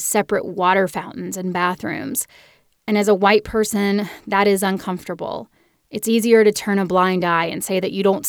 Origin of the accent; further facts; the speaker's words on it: Birmingham, Alabama, United States; I've walked through the Birmingham Civil Rights Museum many times in my hometown